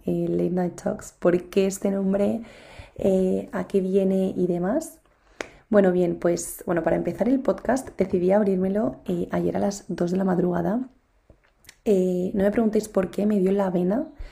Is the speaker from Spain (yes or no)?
yes; Spain; estudio en España, pero no estudio en mi ciudad natal